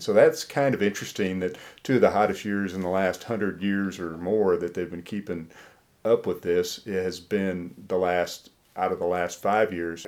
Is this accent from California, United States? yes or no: no; Iowa, United States; also born or lived in Mississippi / Alabama; now in Tennessee, United States; I grew up in Iowa